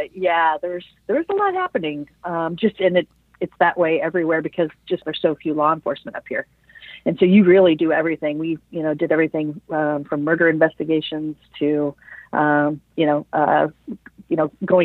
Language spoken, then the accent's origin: English; Iowa, United States; moved away as an adult; now in Anchorage, United States; I grew up in Iowa and went in as a military police officer